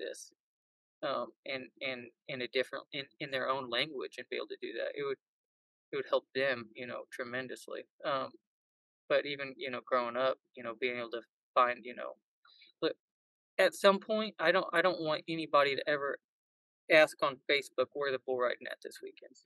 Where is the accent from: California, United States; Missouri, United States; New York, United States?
Missouri, United States; born or raised there